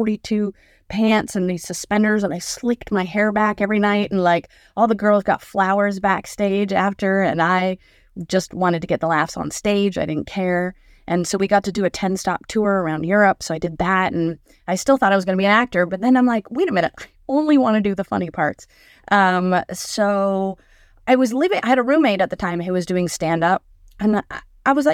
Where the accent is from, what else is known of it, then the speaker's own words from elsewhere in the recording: Canada; moved away as an adult; now in United States; as a Canadian